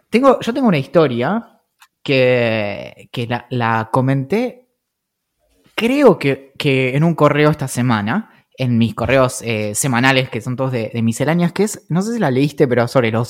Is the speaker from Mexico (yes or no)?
no; San Carlos de Bariloche, Río Negro, Argentina; creciendo en Bariloche